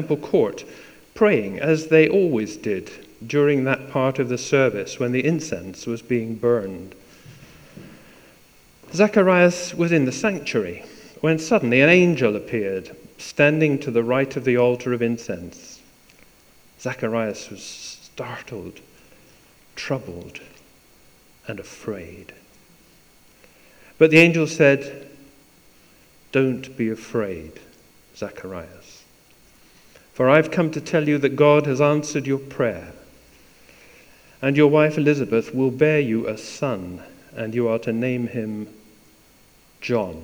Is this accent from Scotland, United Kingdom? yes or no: yes; East Coast of Scotland, United Kingdom; moved away; also born or lived in Perth, Scotland / Wick, Scotland / London; I was raised on the East Coast, believe it or not, born in Perth, all the way up to Wick as well. But then we went to a place called London